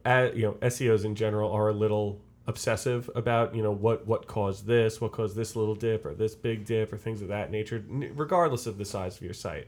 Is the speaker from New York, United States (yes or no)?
yes; Long Island, New York, United States; I'm from Long Island